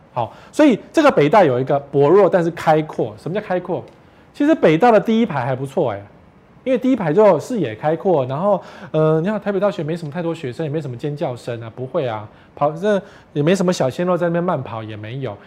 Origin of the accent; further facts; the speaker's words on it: Kaohsiung, Taiwan; 我们高雄人都自己开车